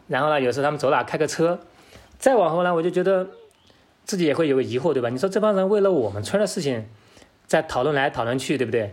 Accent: Pingwu, Sichuan, China; 我的家乡就是在现代的大熊猫公园，之前在平武

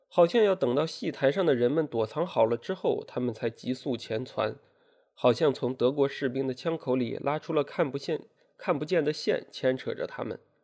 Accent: China; 我们出生在共和国，长在新时代

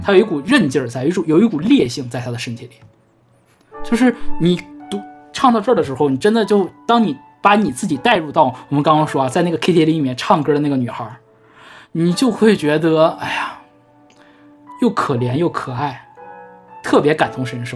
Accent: Northeast China, China; accent: Northeastern; 我们东北话

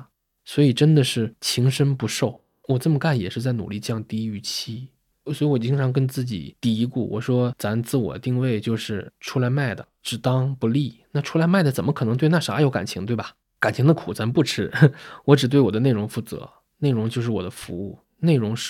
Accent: Northeast China, China; 我是工薪家庭长大的孩子嘛，父母在东北都是工人，家里边既没有人做过生意，也没有人当过公务员。

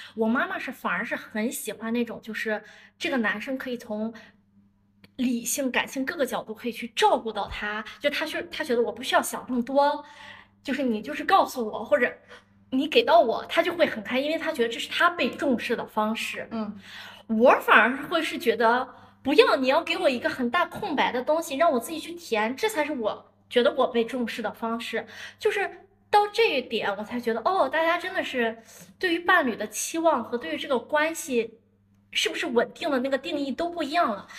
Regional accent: Dalian, Liaoning, China; moved away as an adult; also born or lived in Australia; now in Shenzhen, China; 我是北方人，所以我可能的性格就比较直接一点啊，一直都是在，读到本科都是在大连

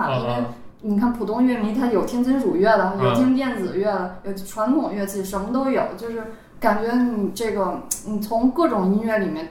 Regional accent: Beijing, China; accent: Beijing; also born or lived in Xi'an; 因为我祖籍我爷爷奶奶那辈儿是陕西的，然后他们就来北京了。我是从小在北京生长，然后大学去的西安，然后最近因为工作的关系又。呃，又又往返北京跟西安，

